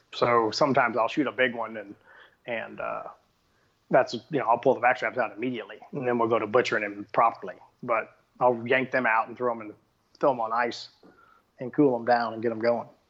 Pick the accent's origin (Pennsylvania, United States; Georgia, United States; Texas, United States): Texas, United States; I'm from Texas